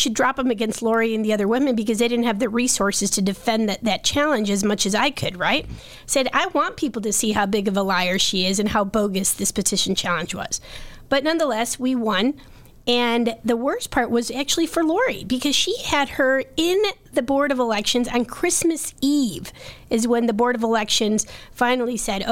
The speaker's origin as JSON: {"language": "English", "town": "Chicago", "region": "Illinois", "country": "United States", "said": "as a Chicagoan"}